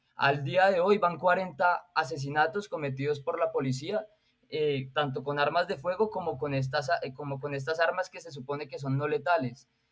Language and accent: Spanish; Colombia; a mí como ciudadano colombiano